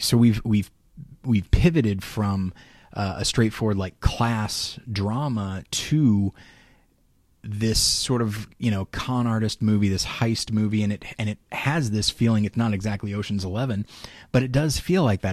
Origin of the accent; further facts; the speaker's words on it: Taft, California, United States; my hometown of Taft, which is about forty minutes away from Bakersfield.